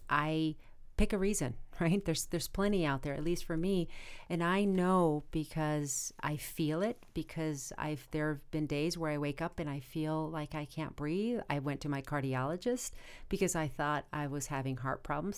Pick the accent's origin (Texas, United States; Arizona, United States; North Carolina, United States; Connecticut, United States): Arizona, United States; now in Los Angeles, United States; I am originally from Arizona, and just about everybody else in my family lives in Arizona